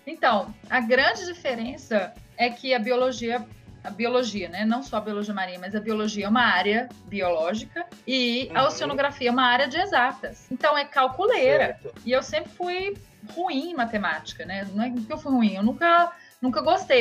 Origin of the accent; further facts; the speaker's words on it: Belo Horizonte, Minas Gerais, Brazil; moved away; also born or lived in Rio de Janeiro; eu sou de Belo Horizonte